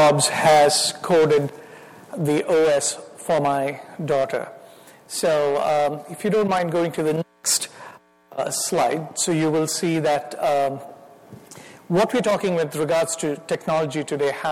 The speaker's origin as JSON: {"language": "English", "country": "India", "accent": "Indian", "moved": "as an adult", "lives_now": "United States", "said": "my wife Miriam and I, we are from India. We came as graduate students, finished from Temple University. So I've been here for about 29 years. And if the Lord allows, I'll live the rest of my life here, but I will still have my Indian accent"}